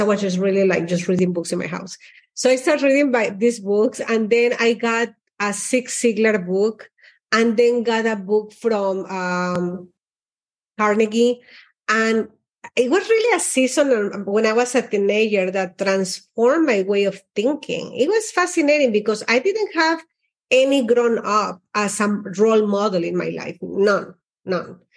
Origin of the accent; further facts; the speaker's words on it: Mexico; also born or lived in Austin; now in Miami, United States; I is Mexican. I'm like, I was born in Mexico